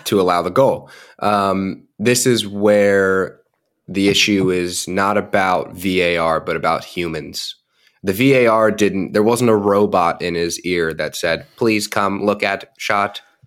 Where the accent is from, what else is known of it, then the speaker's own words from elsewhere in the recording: United States; as an American